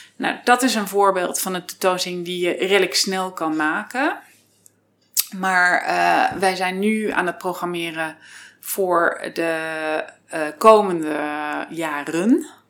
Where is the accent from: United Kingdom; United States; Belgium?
United States; now in Netherlands; ik ben half Amerikaans, half Nederlands. Dus je hoort het niet aan mijn Nederlands, but I'm American actually.